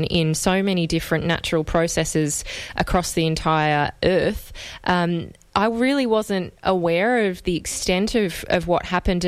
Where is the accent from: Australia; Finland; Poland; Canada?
Australia; as an Australian